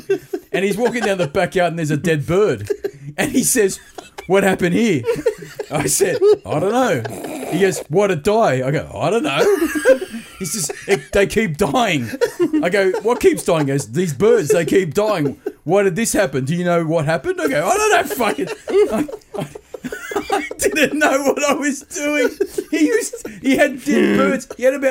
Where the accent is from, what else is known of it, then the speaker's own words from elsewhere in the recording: Australia; I'm from Australia